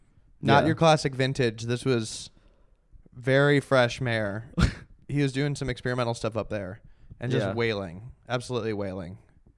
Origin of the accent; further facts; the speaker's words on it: Lebanon; I'm like Lebanese.